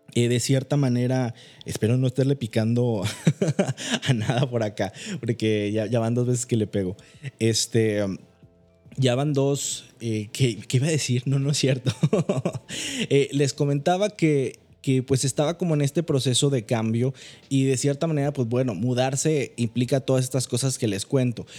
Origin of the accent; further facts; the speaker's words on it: Manzanillo, Colima, Mexico; moved away as an adult; now in Monterrey, Mexico; Yo soy originario de Manzanillo, Colima